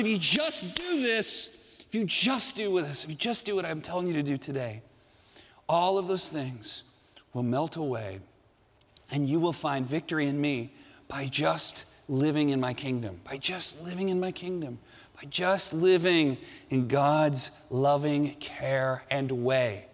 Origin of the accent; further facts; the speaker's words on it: Southern California, United States; I grew up here in Southern California.